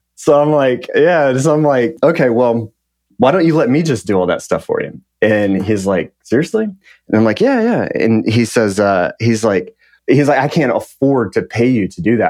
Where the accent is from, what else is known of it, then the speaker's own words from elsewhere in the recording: Lubbock, Texas, United States; I grew up in West Texas, town called Lubbock, uh, right in the panhandle of Texas.